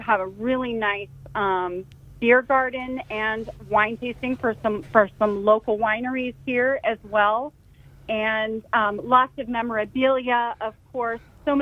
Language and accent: English; Carmel Valley, California, United States; I grew up in Carmel Valley. And, in fact, my family moved here in the mid-70s because of Laguna Seca